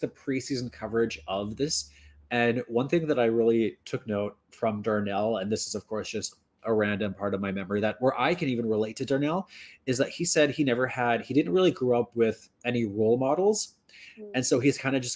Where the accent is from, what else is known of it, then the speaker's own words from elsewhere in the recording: Northern Ontario, Canada; I grew up in Northern Ontario